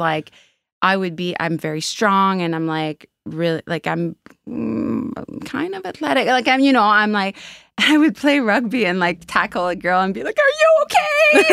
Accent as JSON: {"language": "English", "region": "Quebec", "country": "Canada", "tie": "born or raised there", "moved": "yes", "lives_now": "Halifax, Canada", "said": "I grew up in Quebec"}